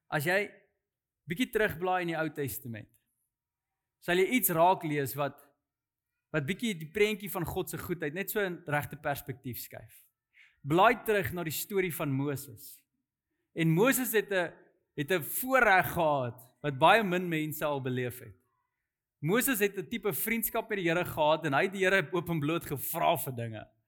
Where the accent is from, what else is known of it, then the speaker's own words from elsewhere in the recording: South Africa; as 'n Afrikaner